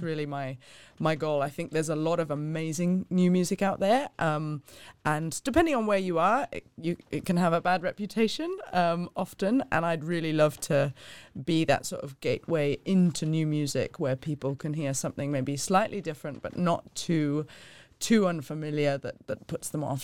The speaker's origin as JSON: {"language": "English", "country": "Hong Kong", "tie": "born or raised there", "also_born_or_lived": "London", "moved": "as an adult", "said": "I was born and raised in Hong Kong, spent the first eighteen years of my life there and absolutely loved it."}